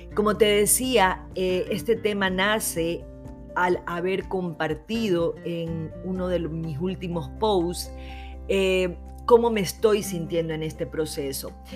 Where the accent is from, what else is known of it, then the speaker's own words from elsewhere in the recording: Ecuador; mi país